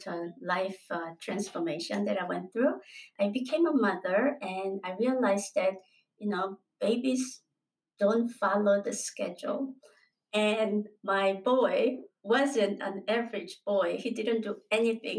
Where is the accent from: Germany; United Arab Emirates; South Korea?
South Korea; moved away as an adult; also born or lived in United States; I am originally from Korea and then I migrated into the U.S.